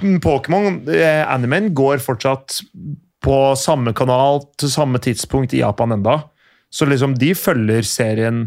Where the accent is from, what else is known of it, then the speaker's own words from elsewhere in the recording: Skiptvet, Østfold, Norway; da jeg vokste opp, i Skiptvet